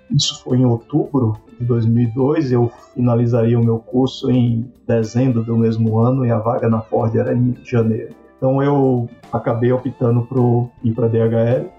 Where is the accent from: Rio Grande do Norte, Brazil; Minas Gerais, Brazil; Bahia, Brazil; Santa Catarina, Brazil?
Bahia, Brazil; Coração de Maria; also born or lived in Salvador; sou nordestino, eu nasci em Salvador por falta de estrutura na cidade que meus pais moravam. Fica a 100 quilômetros de Salvador, chamado Coração de Maria.